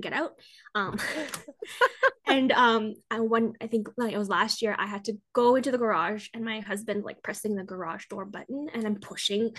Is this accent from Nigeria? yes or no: no; Canada; I'm Canadian